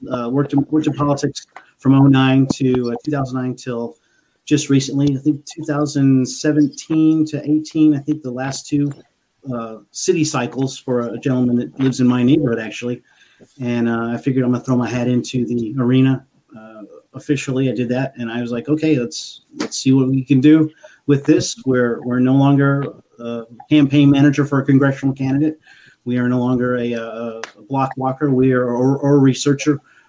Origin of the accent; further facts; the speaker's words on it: San Antonio, Texas, United States; also born or lived in Turkey / Germany / Spain; I'm from San Antonio, Texas.